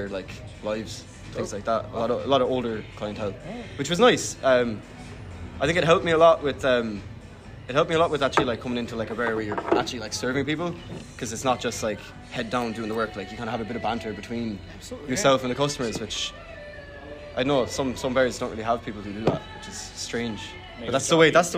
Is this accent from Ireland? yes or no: yes; Galway, Connacht, Ireland; I was born in Galway as well